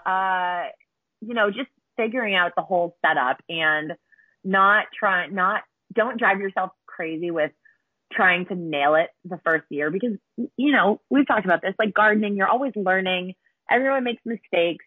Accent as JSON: {"language": "English", "region": "Massachusetts", "country": "United States", "tie": "born or raised there", "moved": "as an adult", "said": "I'm from Massachusetts originally"}